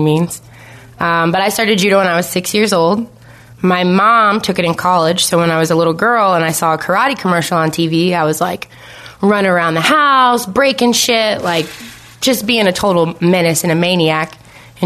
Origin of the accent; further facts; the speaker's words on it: Ohio, United States; I grew up in Ohio